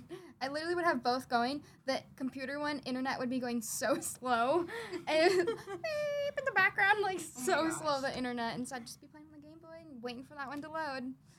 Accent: Wisconsin, United States; now in Lake Havasu City, United States; where I grew up in Wisconsin, they had streetlights.

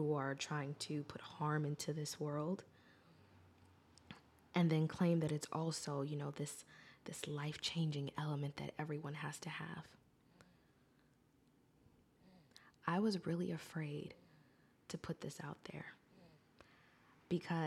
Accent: United States; I am an American

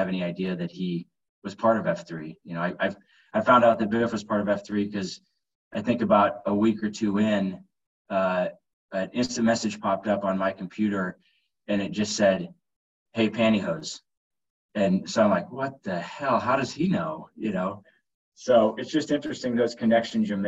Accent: Southeast Iowa, United States; moved away as an adult; now in Omaha, United States; grew up in Southeast Iowa and moved to Omaha about 17 years ago

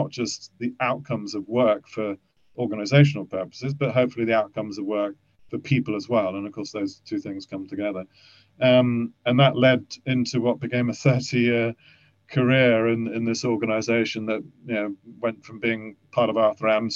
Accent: Kent, South East England, United Kingdom; also born or lived in Germany; I lived in Kent, I was brought up in Kent

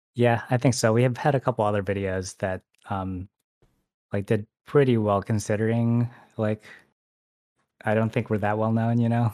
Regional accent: Michigan, United States; now in San Francisco, United States; I actually grew up in, like, a really small town

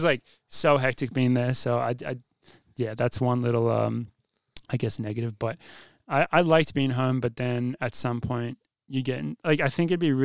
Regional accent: Sydney, New South Wales, Australia; moved away; I've always been someone that defends my hometown as a good place for running

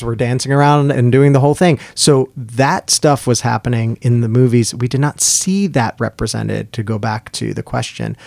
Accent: New York, United States; the different places we're growing up, and growing up in New York

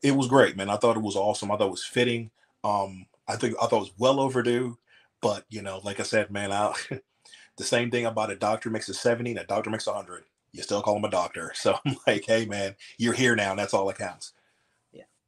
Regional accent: Atlanta, Georgia, United States; I grew up in Atlanta

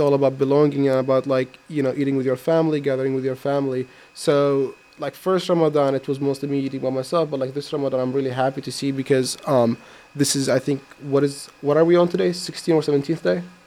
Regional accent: Iraq; now in United States; I come from Iraq.

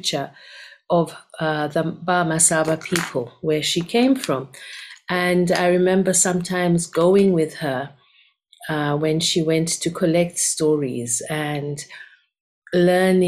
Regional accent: Kampala, Central Region, Uganda; now in Cape Town, South Africa; So my original home is Uganda. I was born in Kampala in Uganda

